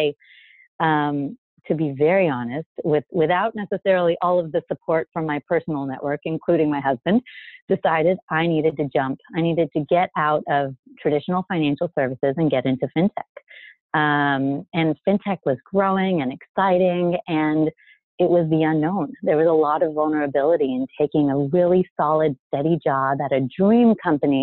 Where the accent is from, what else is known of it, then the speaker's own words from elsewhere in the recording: El Paso, Texas, United States; moved away as an adult; also born or lived in Israel / New Jersey / New York; now in San Francisco Bay Area, United States; I already said I'm from El Paso. So being from El Paso means that I definitely need to speak Spanish.